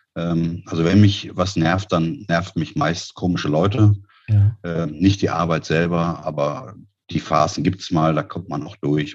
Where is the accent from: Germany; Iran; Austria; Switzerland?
Germany; Peine, Lower Saxony; moved away as an adult; also born or lived in Neumünster / Düsseldorf; now in Berlin, Germany; ich komme aus Niedersachsen, Aha. Äh, der Stadt Peine äh, zwischen Hannover und Braunschweig